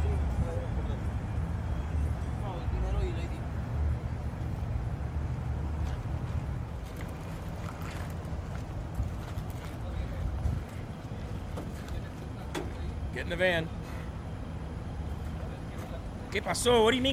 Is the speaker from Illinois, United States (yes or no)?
yes; Illinois, United States; Central Illinois, my home state